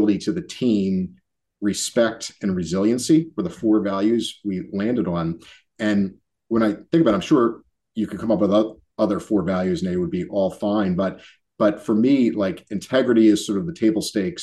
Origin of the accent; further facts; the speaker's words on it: Philadelphia, Pennsylvania, United States; being born and raised in Philly